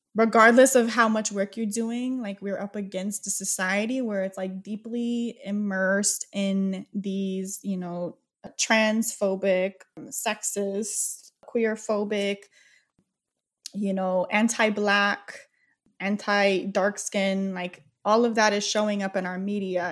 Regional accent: Oklahoma, United States; moved away; I was born in Oklahoma. It's a very overtly racist town

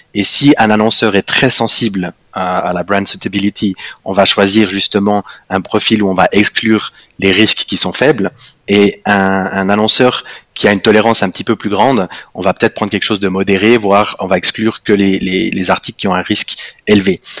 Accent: Fribourg, Switzerland; first language French; moved away as an adult; now in Zurich, Switzerland; je suis, euh, je suis fribourgeois, euh, je pense comme tout fribourgeois fier de l'être, euh, expatrié à Zurich

